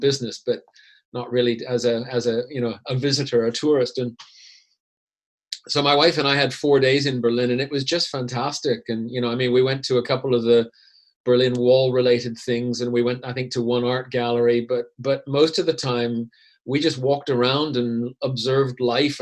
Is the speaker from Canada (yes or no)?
yes; Canada; moved away as an adult; also born or lived in Vancouver / Zurich, Switzerland; now in Switzerland; growing up in Canada where it's not that old and things are relatively homogeneous